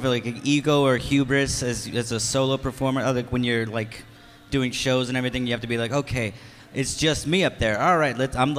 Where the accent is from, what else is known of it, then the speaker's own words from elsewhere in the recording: Texas, United States; I'm from Texas